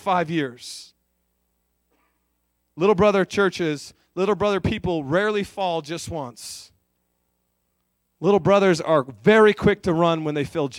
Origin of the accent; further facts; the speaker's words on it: California, United States; moved away as an adult; also born or lived in North Dakota; now in Aberdeen, United States; I'm from California. I actually grew up about 4 hours from John